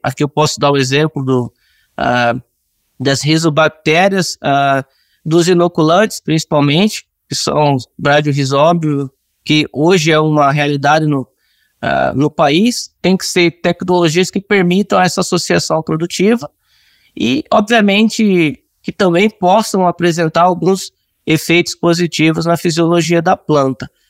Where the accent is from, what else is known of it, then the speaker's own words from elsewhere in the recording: Cuiabá, Mato Grosso, Brazil; moved away as an adult; also born or lived in Rio Grande do Sul; eu sou natural de Cuiabá, Mato Grosso